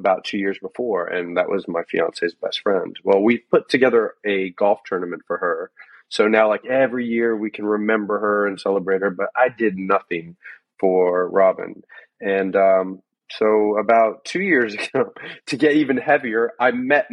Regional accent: Norwalk, Connecticut, United States; born or raised there; also born or lived in Gainesville; now in Florida, United States

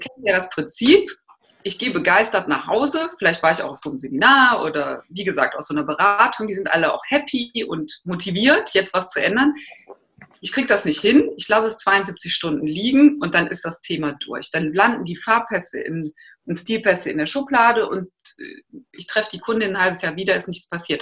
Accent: Aachen, North Rhine-Westphalia, Germany; moved away; Ich komme ursprünglich aus Aachen

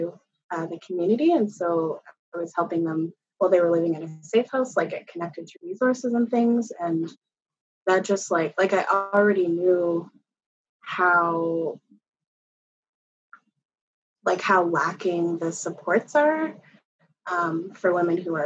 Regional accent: Yarmouth, Nova Scotia, Canada; now in Halifax, Canada; I was born and I grew up in Yarmouth, Nova Scotia.

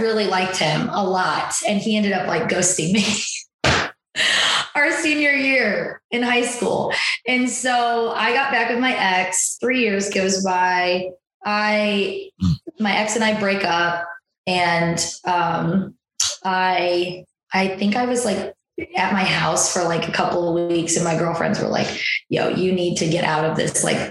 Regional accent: Waterloo, Illinois, United States; I grew up in Waterloo, Illinois.

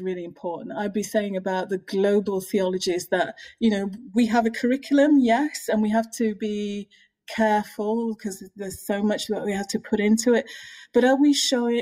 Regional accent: United Kingdom; I'm British African Caribbean

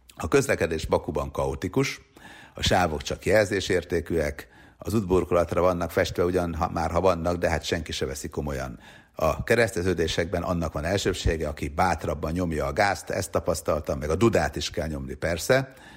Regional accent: Hungary

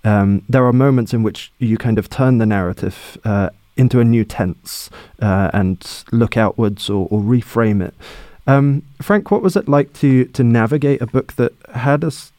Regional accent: England, United Kingdom; As an English writer with an Irish family

